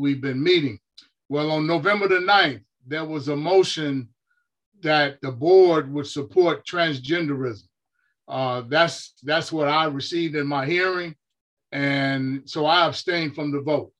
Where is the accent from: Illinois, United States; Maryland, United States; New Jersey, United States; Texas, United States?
Illinois, United States; Chicago; now in California, United States; growing up in Chicago